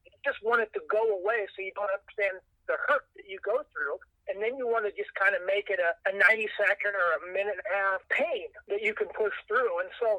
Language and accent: English; Missouri, United States; a lot of people from my hometown, a lot of people from Central Missouri, a lot of college buddies all came down.